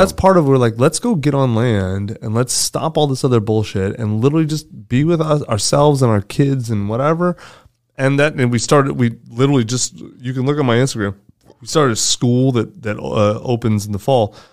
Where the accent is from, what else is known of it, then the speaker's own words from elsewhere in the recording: United States; I'm American. I live in America.